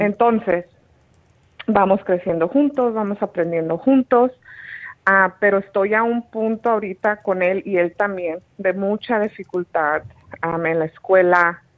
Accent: Sinaloa, Mexico; yo soy de Sinaloa, México

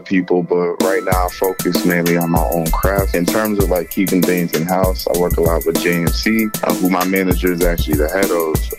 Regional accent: Worcester, Massachusetts, United States; now in Boston, United States; But I'm originally from Worcester, Massachusetts.

